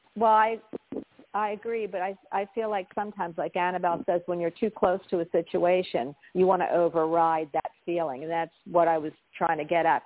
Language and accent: English; Philadelphia, Pennsylvania, United States; moved away; also born or lived in Florida; I'm from Philly, so New York and New Jersey were my stomping ground.